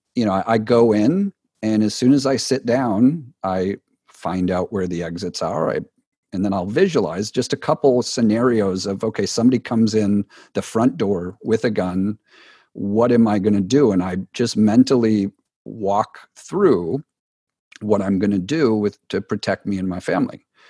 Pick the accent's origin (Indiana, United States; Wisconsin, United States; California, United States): Wisconsin, United States; growing up in Wisconsin, which is a cold part here of the U S.